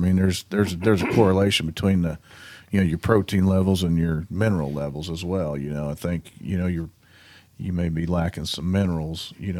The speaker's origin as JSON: {"language": "English", "region": "Kansas", "country": "United States", "tie": "born or raised there", "said": "I grew up in Western Kansas, and I've got a farm in Eastern Kansas where my grandparents, you know, farmed and stuff."}